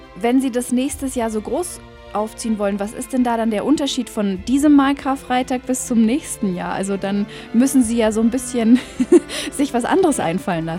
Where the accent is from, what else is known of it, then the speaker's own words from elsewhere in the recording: Allgäu, Germany; Brauchtum, das bei uns im Allgäu noch richtig gelebt wird